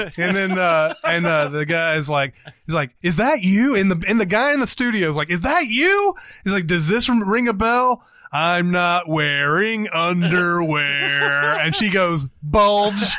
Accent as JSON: {"language": "English", "town": "Franklin", "region": "Tennessee", "country": "United States", "tie": "born or raised there", "said": "my hometown of Franklin, Tennessee"}